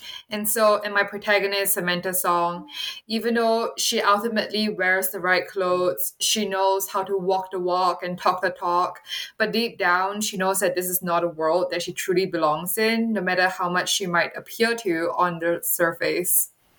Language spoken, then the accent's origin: English; Singapore; now in United States; when I moved from Singapore, which is a predominantly Chinese country, to come to California to attend Stanford University